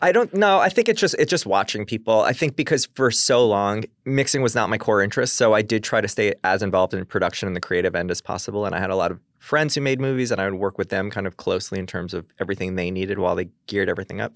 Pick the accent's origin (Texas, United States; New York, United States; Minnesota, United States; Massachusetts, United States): New York, United States; Long Island; I'm from Long Island